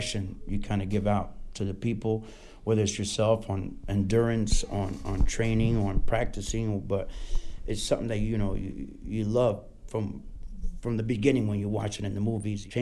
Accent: Orlando, Florida, United States; also born or lived in Puerto Rico; raised in Orlando, Florida.

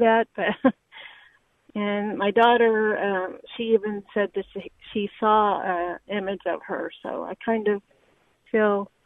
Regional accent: Austin, Texas, United States; now in San Antonio, United States; I'm here in San Antonio, and I'm actually from Austin

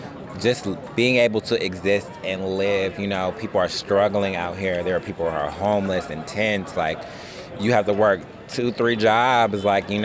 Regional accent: Vallejo, California, United States; now in Richmond, United States; I'm from Vallejo, California.

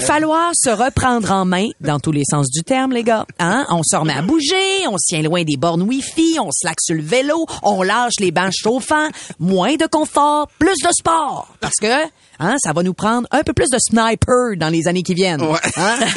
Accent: Quebec, Canada; je viens de Québec

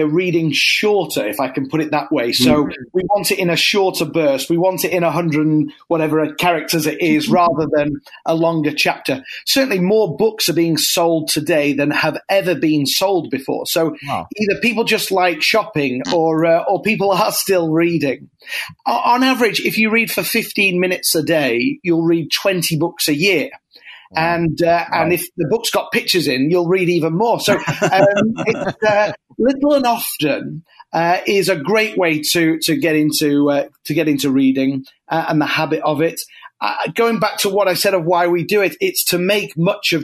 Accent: United Kingdom; moved away as an adult; now in United States; I'm not from around here. I'm originally a Brit

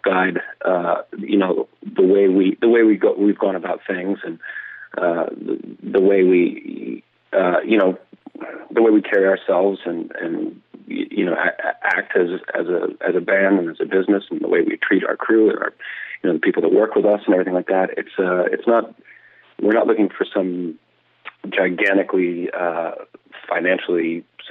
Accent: Lexington, Virginia, United States; I grew up in Lexington, Virginia, in Rockbridge County, which is in southwestern Virginia.

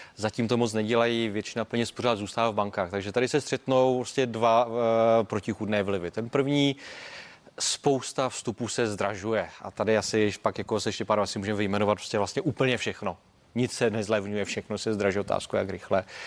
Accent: Czechia

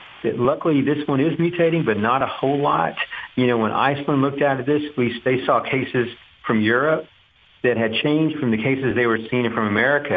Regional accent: Duncanville, Texas, United States; also born or lived in Little Elm, Texas; growing up in Duncanville, driving to downtown Dallas

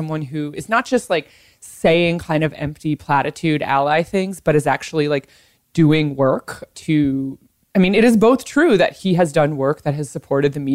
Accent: Iowa, United States; moved away; my home state of Iowa

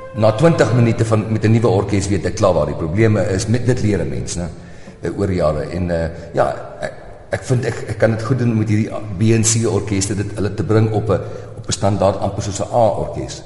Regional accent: South Africa; moved away as an adult; ek is nog 'n Suid-Afrikaner

